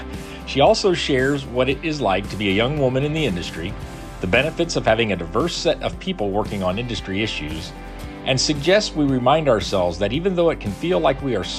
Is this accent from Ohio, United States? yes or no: yes; Dayton, Ohio, United States; I'm a Buckeye, born mm-hmm. around Dayton, Ohio, went to Ohio State.